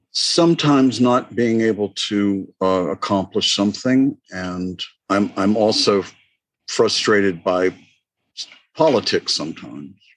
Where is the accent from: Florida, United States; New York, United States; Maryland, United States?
Florida, United States; I grew up in Florida